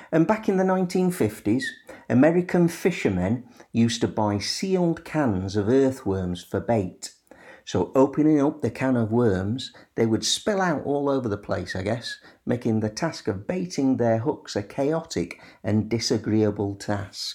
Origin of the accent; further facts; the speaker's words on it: Sheffield, Yorkshire and the Humber, United Kingdom; my hometown of Sheffield